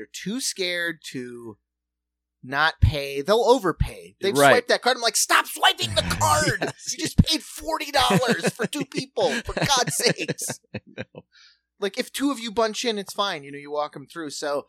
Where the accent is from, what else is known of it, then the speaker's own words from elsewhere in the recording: New York, United States; I'm a New Yorker at heart still.